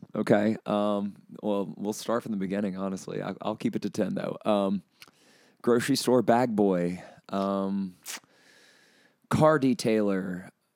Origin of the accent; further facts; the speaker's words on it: Chelsea, Alabama, United States; also born or lived in Colorado; grew up in Chelsea, born and raised there, moved all over the state of Alabama uh, as a pastor's son